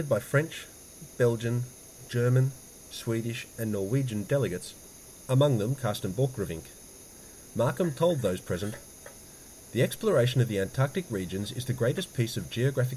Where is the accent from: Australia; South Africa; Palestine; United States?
Australia; Melbourne, Victoria; born or raised there